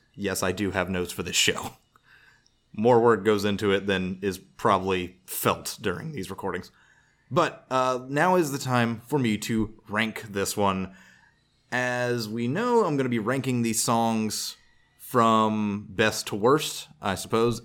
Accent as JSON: {"language": "English", "region": "the South", "country": "United States", "said": "I'm from the South"}